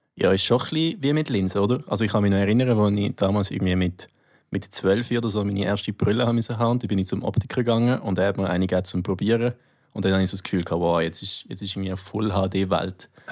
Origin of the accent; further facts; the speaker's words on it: Nunningen, Solothurn, Switzerland; mein Dorf, wo ich herkomme, heisst Nunningen